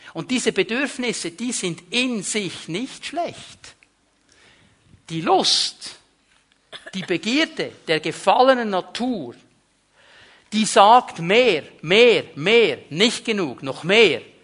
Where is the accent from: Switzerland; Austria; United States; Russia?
Switzerland; ich bin Schweizer